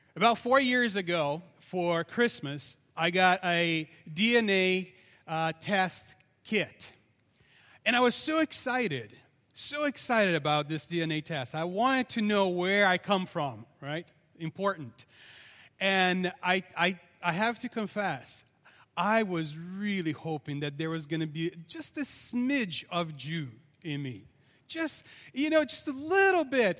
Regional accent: Brazil; I'm very Portuguese, by the way, even though I'm from Brazil

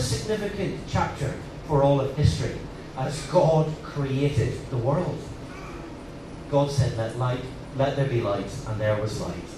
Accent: Northern Ireland, United Kingdom; moved away as an adult; also born or lived in Liverpool; now in Hong Kong; I'm, I'm from Northern Ireland

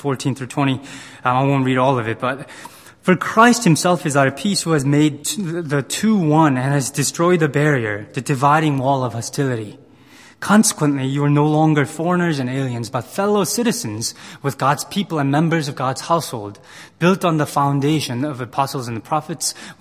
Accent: United States; as a Korean American, as a person who was sort of minority growing up in America

